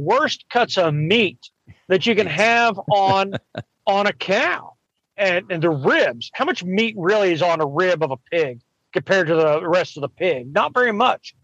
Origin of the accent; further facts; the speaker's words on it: Kentucky, United States; now in Florida, United States; I grew up in Kentucky eating rabbit and squirrel and raccoon and groundhog